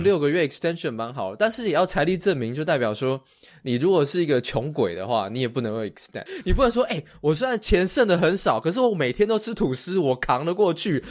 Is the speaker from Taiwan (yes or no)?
yes; Taiwan; moved away as an adult; now in United States; 我们台湾人，在台湾工作的人啊， 我以前在台湾工作